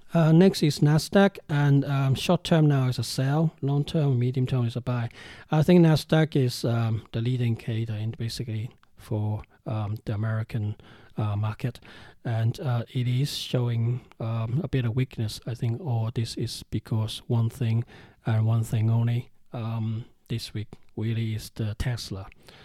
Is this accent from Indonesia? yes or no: no; Hong Kong; now in United Kingdom; I'm being from China, I'm being Chinese, I'm from Hong Kong, even though I stay in UK, I'm still, you know, very much Hong Kong Chinese at heart.